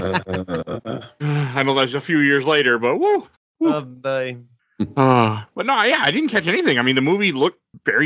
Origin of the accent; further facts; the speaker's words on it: Milwaukee, Wisconsin, United States; moved away; I grew up in Milwaukee